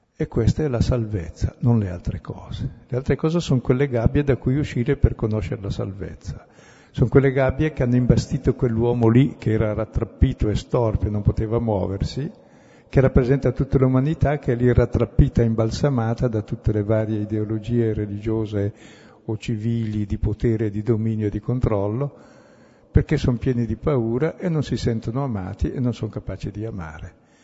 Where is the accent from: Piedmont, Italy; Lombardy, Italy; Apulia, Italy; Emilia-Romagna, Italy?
Lombardy, Italy; Brescia; son bresciano